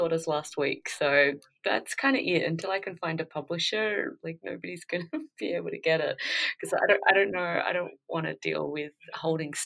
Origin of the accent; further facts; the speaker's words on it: Australia; I came from, I grew up in Australia